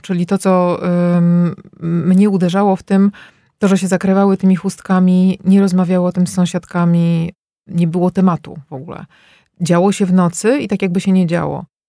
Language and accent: Polish; Warsaw, Masovian Voivodeship, Poland; moved away as an adult; now in Belgium; wychowałam się w blokach, w warszawskich blokach tutaj na Stegnach